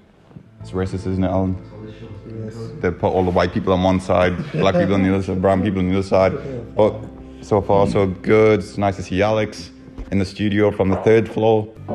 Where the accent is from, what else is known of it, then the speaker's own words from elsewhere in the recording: Newcastle upon Tyne, North East England, United Kingdom; I might be brown. And I'm Geordie